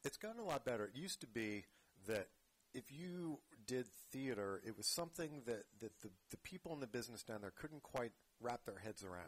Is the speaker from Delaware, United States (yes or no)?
yes; Rehoboth Beach, Delaware, United States; now in San Francisco Bay Area, United States; grew up in Delaware.